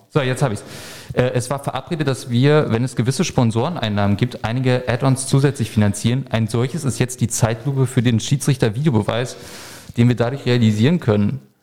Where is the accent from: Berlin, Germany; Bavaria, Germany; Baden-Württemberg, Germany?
Berlin, Germany; ich würde mich natürlich brutal freuen, auch einfach als Berliner